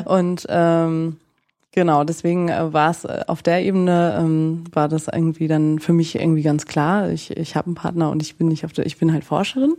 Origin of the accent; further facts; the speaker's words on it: Nienburg, Lower Saxony, Germany; moved away as an adult; also born or lived in northern France; now in Frankfurt, Germany; Ich komme eigentlich aus Niedersachsen, also aus Nienburg an der Weser